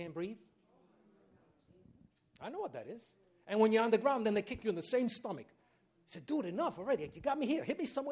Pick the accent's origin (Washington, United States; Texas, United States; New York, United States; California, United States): New York, United States; New York City; I was raised in Harlem, right in 108th Street, Manhattan Avenue, 8th Avenue